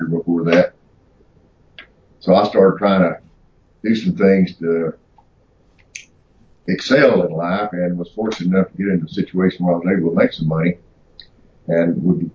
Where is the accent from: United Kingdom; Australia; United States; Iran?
United States; Mississippi; moved away; I'm from Mississippi.